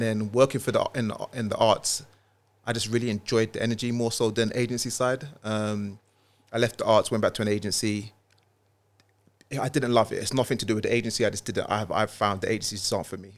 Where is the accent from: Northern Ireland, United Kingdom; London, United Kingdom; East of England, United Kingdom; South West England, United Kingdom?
London, United Kingdom; also born or lived in Walthamstow / Milan; North London, I was born in East, born in Milan, but North London is home for me